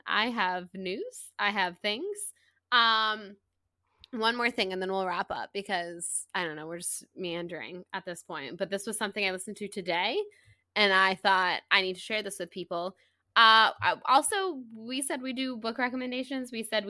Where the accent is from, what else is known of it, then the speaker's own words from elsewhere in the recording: the South, United States; I'm from the South, so I can do it.